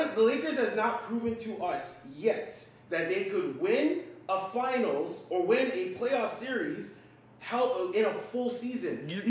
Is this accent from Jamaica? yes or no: yes; Jamaica; I'm a Jamaican, man.